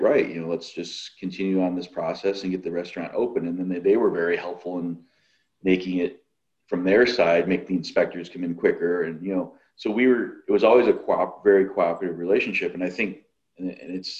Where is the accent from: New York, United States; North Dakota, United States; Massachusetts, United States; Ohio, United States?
New York, United States; now in Illinois, United States; I'm originally from New York State